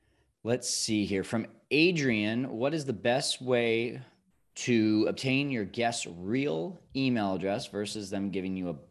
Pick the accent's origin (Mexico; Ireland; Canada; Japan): Japan; Tokyo; I'm from Tokyo and very familiar with the neighborhoods.